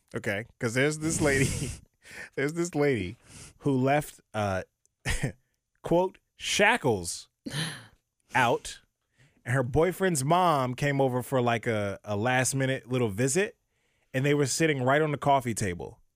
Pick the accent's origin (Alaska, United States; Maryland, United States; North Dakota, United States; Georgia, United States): Maryland, United States; also born or lived in Virginia; now in Ohio, United States; I was born and raised in Maryland